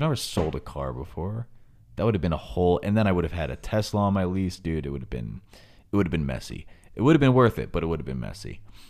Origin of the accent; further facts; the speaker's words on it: New York, United States; I didn't know how bad it was because we are from New York